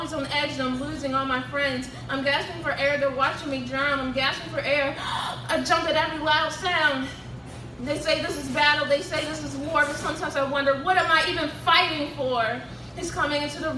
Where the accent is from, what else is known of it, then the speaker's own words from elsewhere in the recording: Baltimore, Maryland, United States; 22 years old, and born and raised in Baltimore.